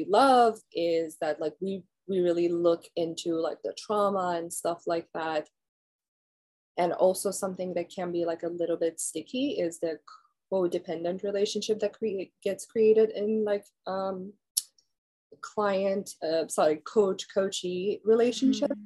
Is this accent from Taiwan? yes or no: no; Iran; moved away as an adult; now in United States; growing up in Iran